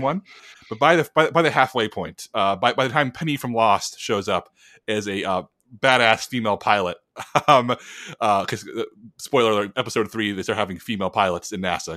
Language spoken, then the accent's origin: English; United States; as an American